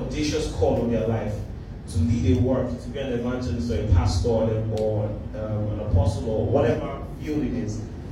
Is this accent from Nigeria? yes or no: yes; Nigeria; being Nigerian